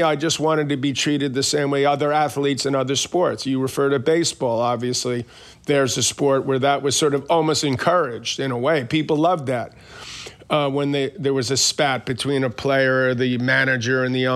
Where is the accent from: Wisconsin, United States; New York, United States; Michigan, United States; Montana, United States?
New York, United States; New York City; I grew up in Queens.